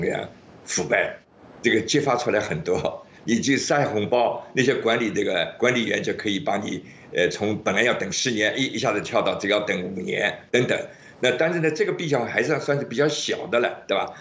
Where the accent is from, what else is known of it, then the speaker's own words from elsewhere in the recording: Shanghai, China; 我是上海的